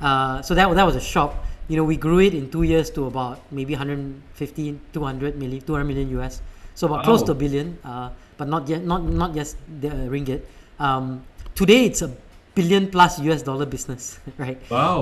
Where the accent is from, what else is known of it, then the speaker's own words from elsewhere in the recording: India; now in United States; And I ended up actually, I think it's because I'm Indian.